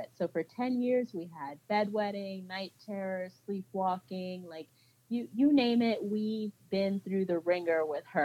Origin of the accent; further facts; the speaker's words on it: Central New Jersey, United States; moved away; So I am a Jersey girl. I was born and raised in New Jersey.